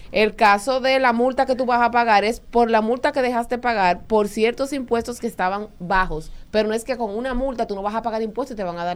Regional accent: Jarabacoa, La Vega, Dominican Republic; yo me crié básicamente en Jarabacoa.

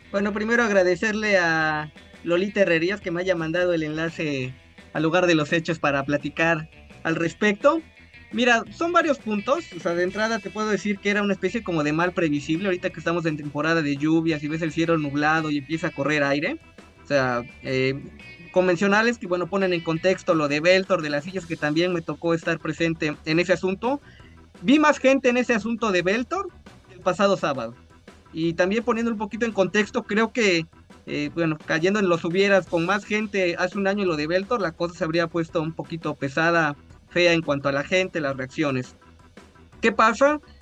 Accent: Orizaba, Veracruz, Mexico; Soy originario de Orizaba

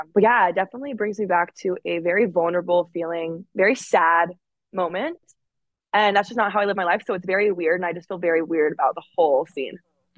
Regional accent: Alaska, United States; I'm from Alaska back home. We will go fishing.

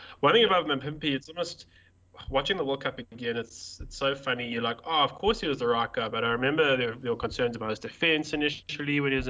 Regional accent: South Africa; first language English; as a South African that I barely speak any other language apart from English.

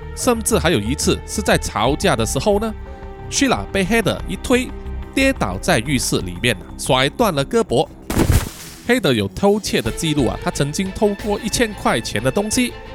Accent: Malaysia; 作为马来西亚人呢

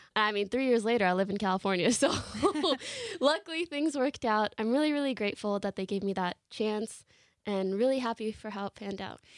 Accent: Canada; moved away as an adult; now in Los Angeles, United States; I come from Canada, that's where I grew up

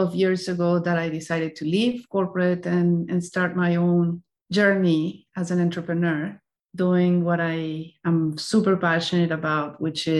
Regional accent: Colombia; moved away as an adult; also born or lived in Spain; now in United States; I was born and raised in Colombia, and I have been living in the United States for the last 14 years or so.

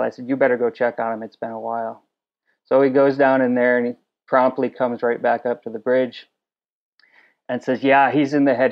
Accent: New England, United States; moved away as an adult; also born or lived in Alaska / Key West; now in Hawaii, United States; I grew up in New England fishing inshore striped bass

